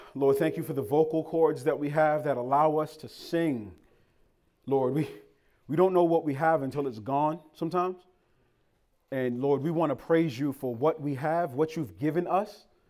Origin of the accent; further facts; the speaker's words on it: Boston, Massachusetts, United States; moved away; also born or lived in Cambridge, Massachusetts; So I'm from Boston, Massachusetts. Lived in Cambridge.